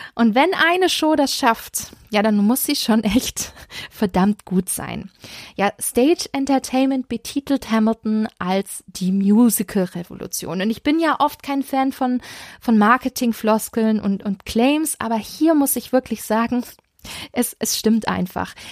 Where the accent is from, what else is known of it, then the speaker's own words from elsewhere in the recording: Stuttgart, Baden-Württemberg, Germany; Meine Heimatstadt Stuttgart